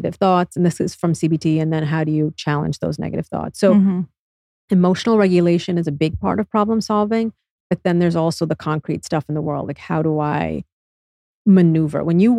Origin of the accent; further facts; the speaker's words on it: United States; being born and raised in the United States